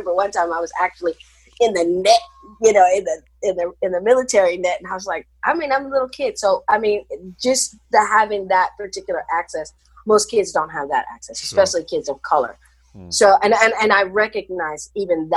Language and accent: English; Kansas City, Missouri, United States; also born or lived in Hawaii / San Jose, California; now in California, United States; Growing up in the 70s, I grew up, like I said, in Kansas City